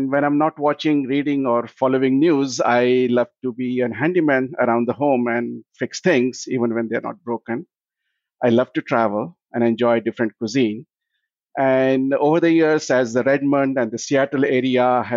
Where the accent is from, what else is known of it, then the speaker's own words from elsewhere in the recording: India; moved away as an adult; also born or lived in Sydney, Australia; now in United States; I was born and I grew up in India